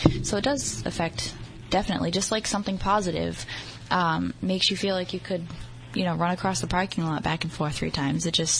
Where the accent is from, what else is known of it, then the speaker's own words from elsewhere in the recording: New England, United States; we're all from New England.